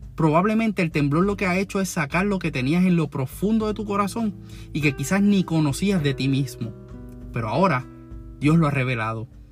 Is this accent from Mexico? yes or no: no; Puerto Rico; todos como puertorriqueños